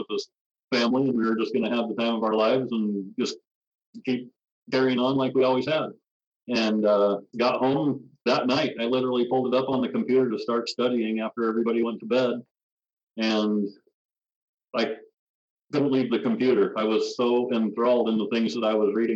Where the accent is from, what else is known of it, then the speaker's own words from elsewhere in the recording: Rexburg, Idaho, United States; also born or lived in Walla Walla, Washington / Phoenix, Arizona / Provo, Utah / Salt Lake City, Utah; I was born in Walla Walla, Washington. We ended up in Phoenix, Arizona until I was 10. And then grew up the rest of the time right outside of Rexburg, Idaho